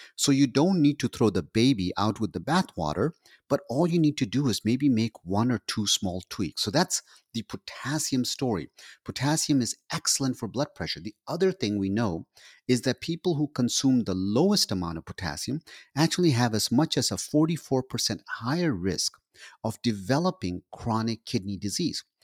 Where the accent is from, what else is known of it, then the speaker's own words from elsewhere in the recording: Pakistan; I'm Pakistani.